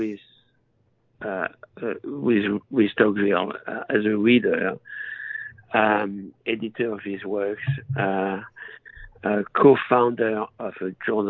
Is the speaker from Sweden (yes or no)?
no; France; accent: French; English is a second language; moved away as an adult; I was born and raised in France, as you can hear. Even though I'm 76 and I've spent my life in this country, I've always kept my French accent.